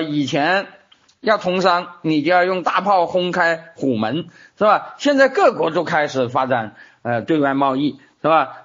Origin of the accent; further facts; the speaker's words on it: China; 我们中国人